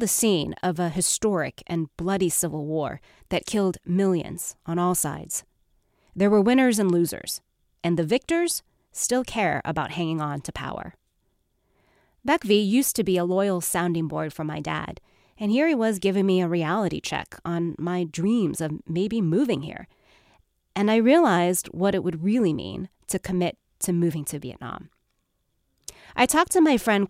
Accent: United States; also born or lived in Seattle; I was born in America. This is my home. This is the place that made me who I am.

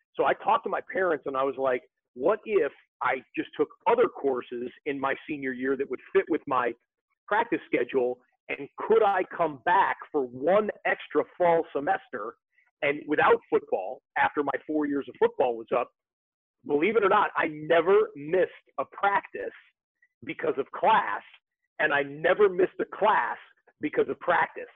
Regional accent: Rochester, Michigan, United States; I'm from Rochester, Michigan

